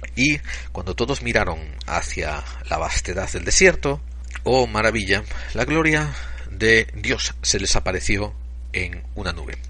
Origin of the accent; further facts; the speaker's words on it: Spain; somos españoles